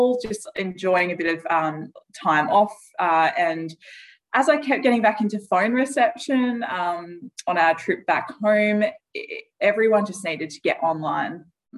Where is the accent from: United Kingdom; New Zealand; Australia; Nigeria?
Australia; Yorke Peninsula, South Australia; I grew up on the York Peninsula in South Australia